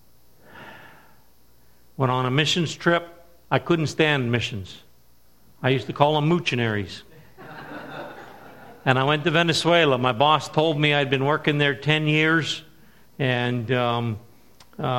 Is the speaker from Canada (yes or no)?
yes; Woodstock, New Brunswick, Canada; I'm from Woodstock, New Brunswick. Grew up in the area. Grew up on a farm.